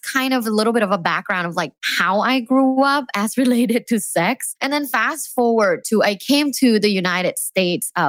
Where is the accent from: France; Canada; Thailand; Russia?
Thailand; Bangkok; I was born and raised in Bangkok, Thailand